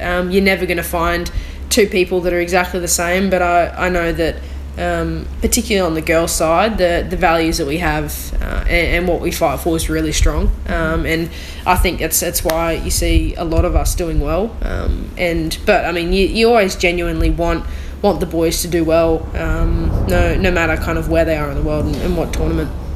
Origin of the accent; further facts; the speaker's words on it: Australia; being an Australian